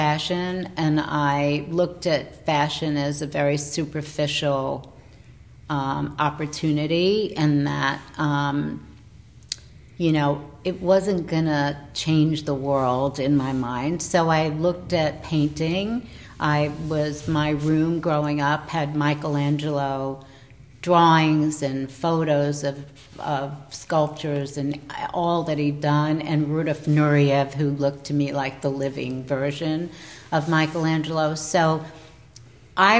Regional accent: New York City, New York, United States; being a New Yorker and living in New York City

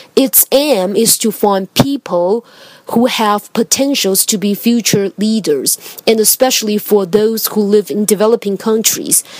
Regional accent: Taiwan; English is a second language; I come from Taiwan

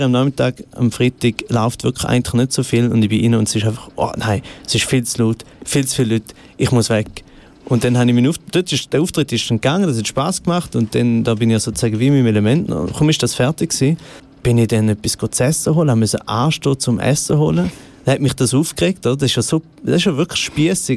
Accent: Goldach, St. Gallen, Switzerland; accent: St. Gallen dialect; also born or lived in Rorschach; Geboren bin ich äh, in Rorschach, glaube ich. Dort war, glaube das äh, Spital. Mhm. Gewesen, äh, und aufgewachsen bin ich in Goldach am Bodensee

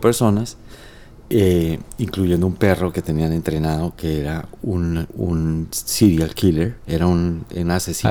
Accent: Cúcuta, Norte de Santander, Colombia; yo como nací en Cúcuta, nosotros crecimos con los melódicos

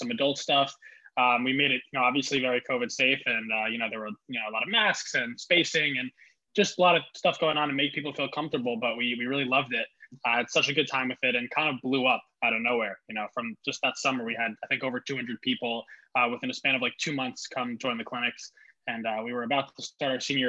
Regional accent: Montclair, New Jersey, United States; I graduated in 2017 from Montclair High School, lived in Montclair for about 12 years

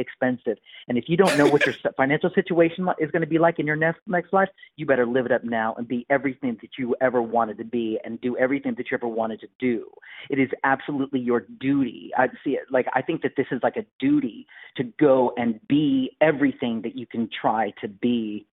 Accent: Bedford, Indiana, United States; also born or lived in Bloomington, Indiana; I grew up in Bedford

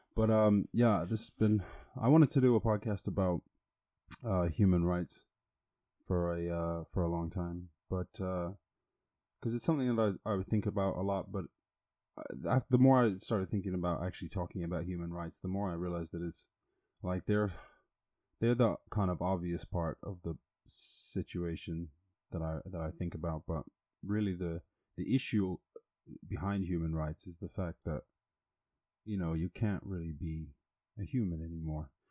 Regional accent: Ireland; growing up in Ireland

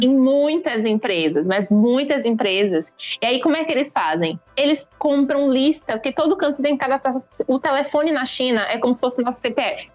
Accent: Bahia, Brazil; Eu sou baiana

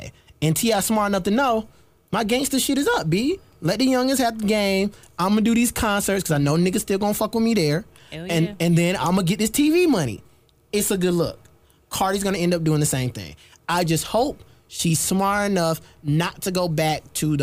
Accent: South Carolina, United States; I'm not a New Yorker at all. Hearts of South Carolina

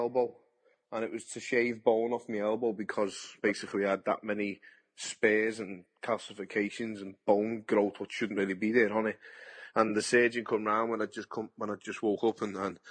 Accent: Liverpool, North West England, United Kingdom; I'm a boxer from Liverpool, England.

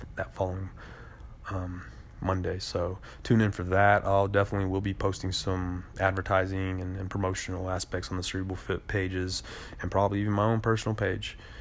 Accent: United States; we as American voters

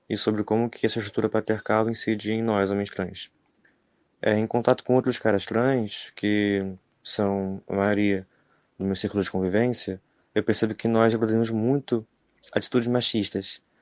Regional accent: Niterói, Rio de Janeiro, Brazil; Eu sou um homem trans, sou branco e tenho 19 anos e sou de Niterói, Rio de Janeiro.

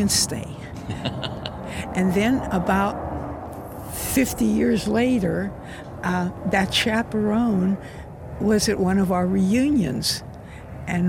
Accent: Swissvale, Pennsylvania, United States; moved away; Swissvale High School.

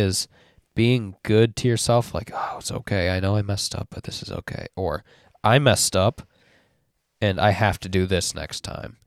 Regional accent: West Michigan, United States; I grew up in West Michigan as well

